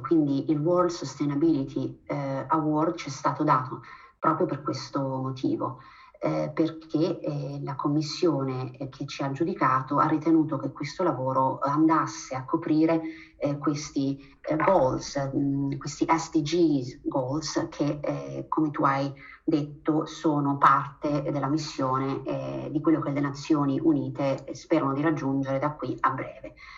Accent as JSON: {"language": "Italian", "region": "Abruzzo", "country": "Italy", "tie": "born or raised there", "also_born_or_lived": "Germany", "moved": "as an adult", "lives_now": "Switzerland", "said": "io sono nata e cresciuta in Abruzzo"}